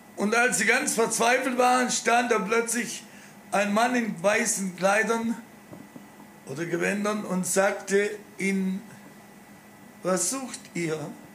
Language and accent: German; Germany; wir noch als Deutsche